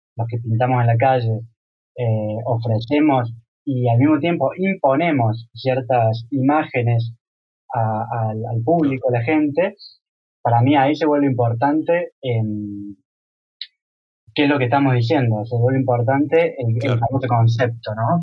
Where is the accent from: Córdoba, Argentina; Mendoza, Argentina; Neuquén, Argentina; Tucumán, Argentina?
Córdoba, Argentina; now in Europe; yo me siento que vengo de, una ciudad como Córdoba